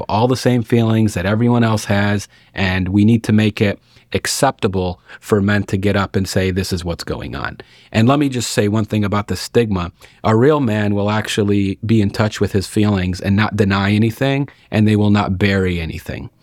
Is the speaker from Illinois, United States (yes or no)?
yes; Lockport, Illinois, United States; also born or lived in Arkansas; now in Watseka, United States; I'm actually from Lockport, Illinois, which is not too far north up here